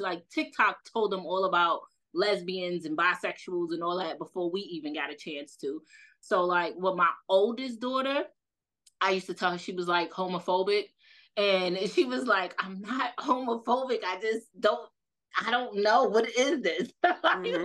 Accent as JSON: {"language": "English", "town": "New York City", "region": "New York", "country": "United States", "accent": "New York", "said": "I'm from Brooklyn, East New York."}